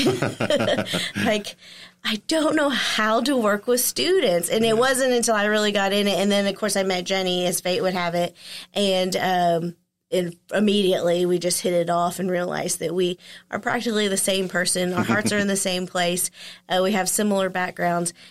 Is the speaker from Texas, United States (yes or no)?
yes; Texarkana, Texas, United States; born or raised there